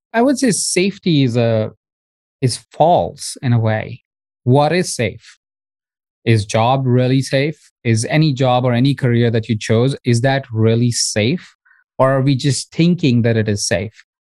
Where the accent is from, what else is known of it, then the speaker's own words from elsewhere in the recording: India; moved away; I grew up in India in a household of 23 other people